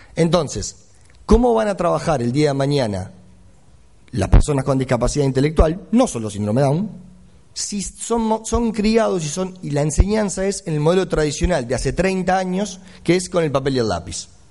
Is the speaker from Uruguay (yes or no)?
yes; Uruguay; now in Argentina; soy uruguayo, vivo en Argentina hace muchos años, pero tengo que defender al país, soy uruguayo.